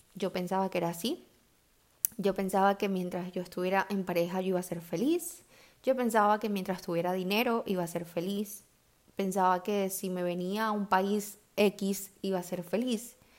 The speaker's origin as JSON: {"language": "Spanish", "country": "Venezuela", "said": "del país de donde yo soy, que es Venezuela"}